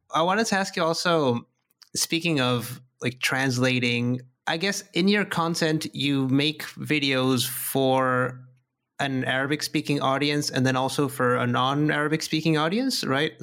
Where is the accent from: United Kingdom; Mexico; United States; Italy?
Mexico; I'm, I'm from Mexico, and I, I live in Mexico